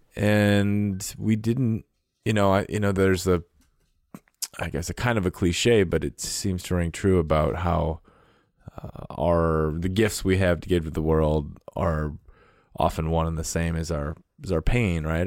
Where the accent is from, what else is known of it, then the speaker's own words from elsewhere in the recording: North Dakota, Minnesota, Midwest, United States; now in Montana, United States; I grew up in North Dakota in Minnesota in the Midwest